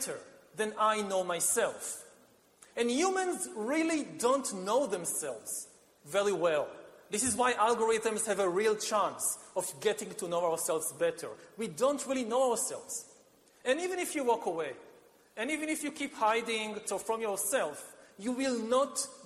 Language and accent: English; Israel; my home country of Israel